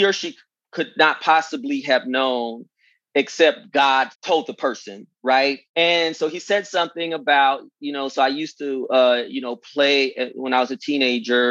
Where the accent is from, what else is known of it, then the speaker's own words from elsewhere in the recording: California, United States; moved away as an adult; also born or lived in Virginia; I'm from California.